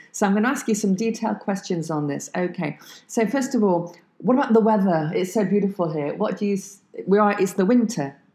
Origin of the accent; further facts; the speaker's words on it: France; English is a second language; we are both from France